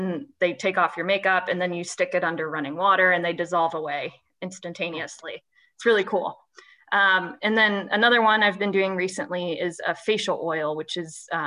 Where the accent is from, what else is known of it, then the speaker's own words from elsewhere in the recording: Columbus, Indiana, United States; moved away as an adult; also born or lived in West Lafayette, Indiana; now in Cincinnati, United States; I am from Indiana, so I was born and raised in Columbus, Indiana. I now live in Cincinnati